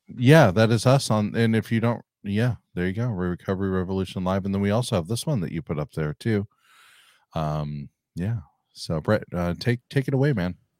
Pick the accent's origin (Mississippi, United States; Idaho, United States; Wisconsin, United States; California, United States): California, United States; I'm from California